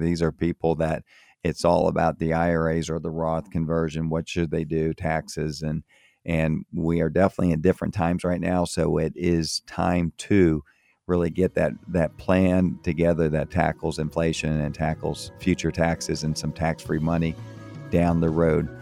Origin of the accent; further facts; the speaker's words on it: Florida, United States; moved away as an adult; also born or lived in Tampa, Florida / Miami, Florida / Maryland; I grew up in Florida, grew up in, um, in Tampa, and I grew up also in Miami